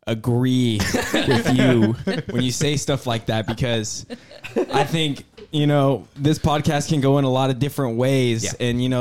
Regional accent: California, United States; I mean, I claim Canada, but I'm from California, so.

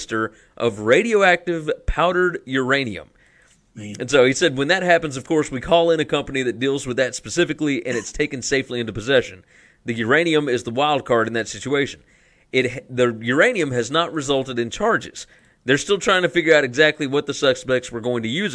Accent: the South, United States; we're from the South

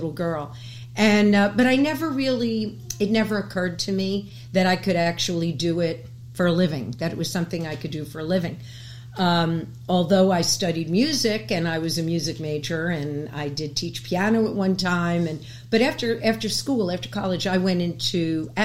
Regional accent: New York City, New York, United States; I was born and raised in New York City

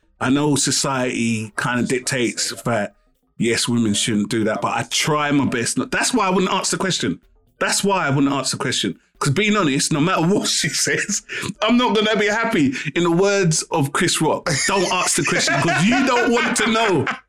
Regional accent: London, United Kingdom

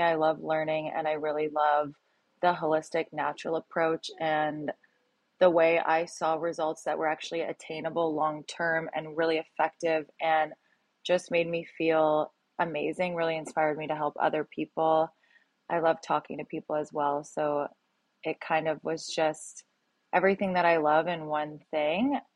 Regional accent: a little town outside of Toronto, Ontario, Canada; moved away as an adult; now in Los Angeles, United States; I'm from a little town outside of Toronto, but I lived in Toronto for seven years

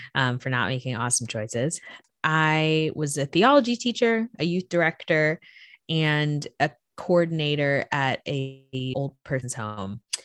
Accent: Florida, United States; I grew up in Florida

